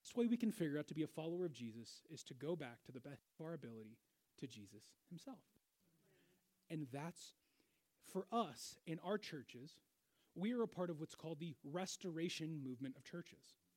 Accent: Seattle, Washington, United States; moved away as an adult; now in Wichita, United States; I grew up in Seattle

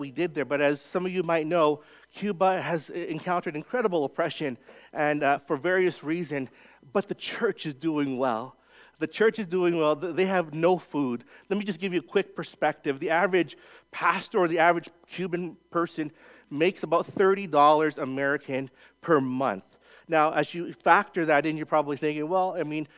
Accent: Winnipeg, Manitoba, Canada; moved away as an adult; also born or lived in Calgary, Canada; now in Edmonton, Canada; I grew up in Winnipeg, Manitoba, born and raised Mennonite country

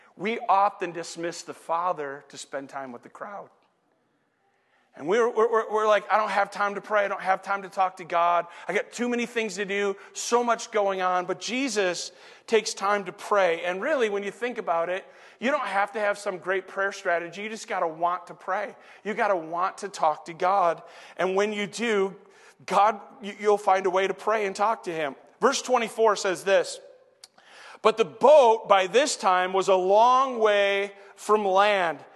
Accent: Saginaw, Michigan, United States; also born or lived in Flint, Michigan / Detroit, Michigan; raised in Saginaw

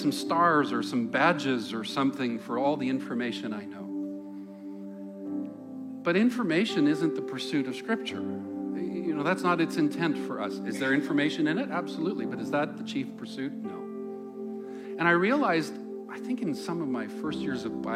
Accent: Langley, British Columbia, Canada; where I grew up in the Lower Mainland

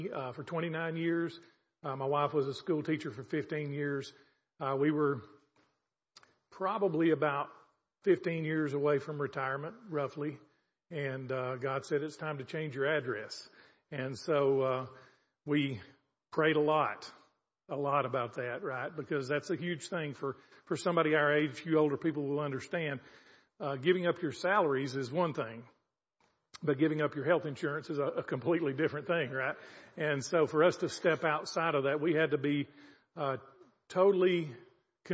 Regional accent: the South, United States; moved away as an adult; now in Zambia; I'm from the South

